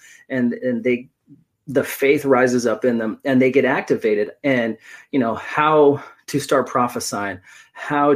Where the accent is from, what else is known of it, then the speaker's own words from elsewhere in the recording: Oregon, United States; I was born and raised in Oregon